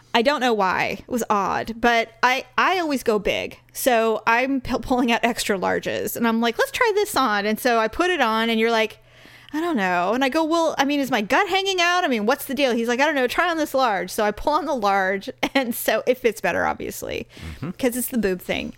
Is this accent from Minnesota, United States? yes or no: no; the Bay Area, California, United States; I was born in born there